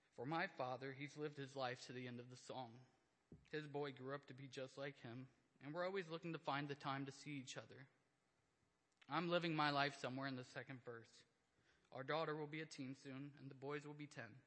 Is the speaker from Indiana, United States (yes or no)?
yes; Indiana, United States; I grew up in Indiana. Rural life has a little less distractions